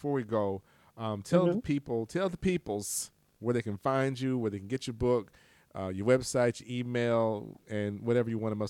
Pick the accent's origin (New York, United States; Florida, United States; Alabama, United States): Alabama, United States; Huntsville; I was from Huntsville.